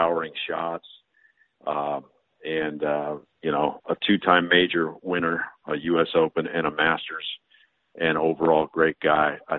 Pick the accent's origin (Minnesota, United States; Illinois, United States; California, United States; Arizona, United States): California, United States; I'm from California